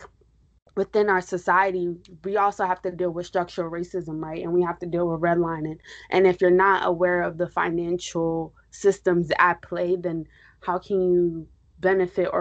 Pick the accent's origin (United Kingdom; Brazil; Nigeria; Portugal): Nigeria; also born or lived in New York; I'm Nigerian.